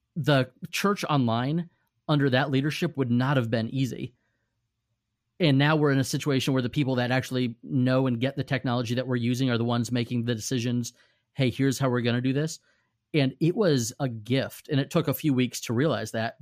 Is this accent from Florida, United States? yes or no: yes; Safety Harbor, Florida, United States; Safety Harbor, Florida, which is my hometown